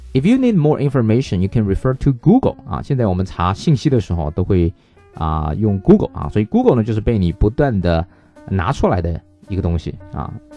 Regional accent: China; 我们中国人

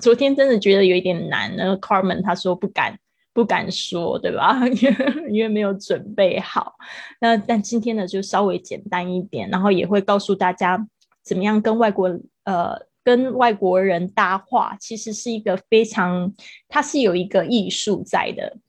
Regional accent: Kaohsiung, Taiwan; moved away as an adult; also born or lived in Taipei; now in Spain; 但是应该最长的时间会是在高雄，高雄应该是从我小学四年级一直到我的，就是，呃，高中毕业，我都是在高雄

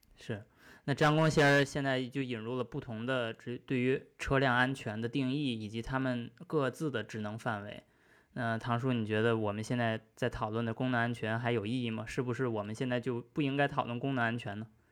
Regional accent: China; now in United Kingdom; 三位呢跟我一样都在英国目前，呃，但是也都是我们中国人

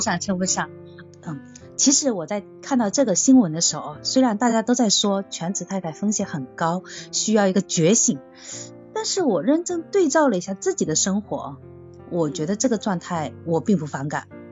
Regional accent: Zhejiang, China; 因为我是嗯。南方人，我是浙江的

